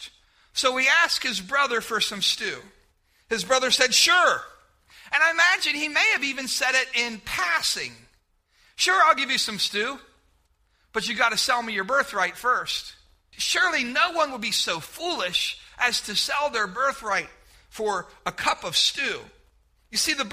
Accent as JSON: {"language": "English", "town": "Bedford", "country": "United States", "tie": "born or raised there", "moved": "yes", "said": "growing up in Bedford"}